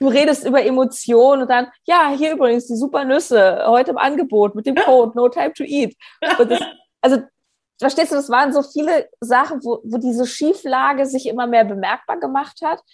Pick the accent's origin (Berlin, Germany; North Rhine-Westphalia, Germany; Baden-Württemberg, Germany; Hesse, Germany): Berlin, Germany; habe in Berlin, wo ich herkomme, so Hausbesuche gemacht